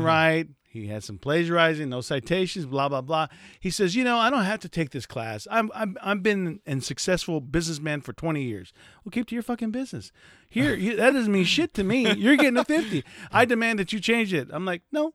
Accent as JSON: {"language": "English", "country": "United States", "said": "I'm from in the United States"}